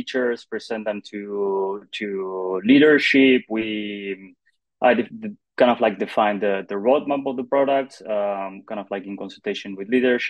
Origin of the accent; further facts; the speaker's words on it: Argentina; moved away as an adult; now in Barcelona, Spain; I'm originally from Argentina. During the pandemic, I moved to Spain, to Barcelona